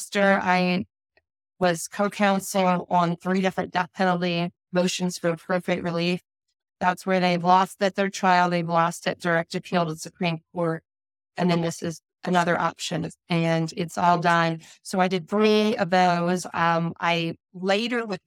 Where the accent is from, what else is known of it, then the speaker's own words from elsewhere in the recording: Missouri, United States; moved away as an adult; also born or lived in Wisconsin / North Carolina; I grew up in mid-Missouri